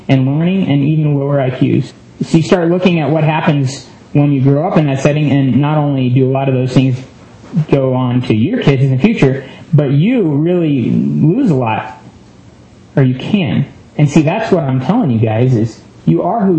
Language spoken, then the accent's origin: English; United States; being American